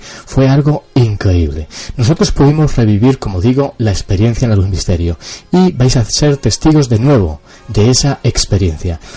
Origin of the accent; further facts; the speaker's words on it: Cáceres, Extremadura, Spain; la ciudad donde yo nací, Cáceres